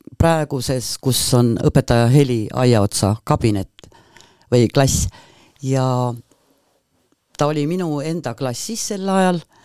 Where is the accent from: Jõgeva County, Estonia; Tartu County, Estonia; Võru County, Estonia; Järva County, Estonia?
Jõgeva County, Estonia; Põltsamaa; see linn, kus ma sündisin, kus ma kasvasin, on just Põltsamaa